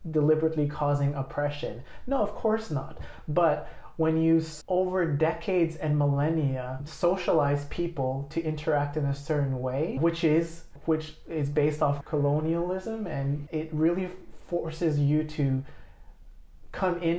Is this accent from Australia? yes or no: yes; Australia; you have to say oh, I'm only I'm Australian, and you, you can't feel this safety to say Australian, Lao